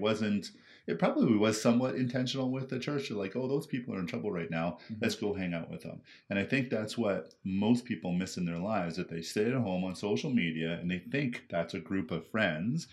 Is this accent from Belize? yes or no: no; Surrey, British Columbia, Canada; I grew up in uh, Surrey, BC